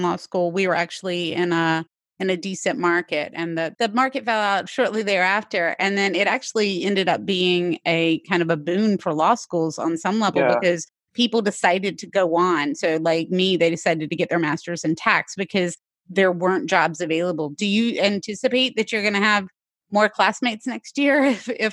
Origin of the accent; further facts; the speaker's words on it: North Carolina, United States; moved away as an adult; also born or lived in Northeast United States; I'm from North Carolina originally, and it was a big deal for me to go up to the Northeast to go to school.